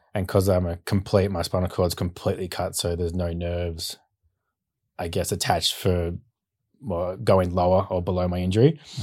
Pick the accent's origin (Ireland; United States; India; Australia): Australia; Bowral, Southern Highlands, New South Wales; also born or lived in Sydney, Australia; we moved to Barrow, Southern Highlands when I was two years old. So, grew up around there on six acres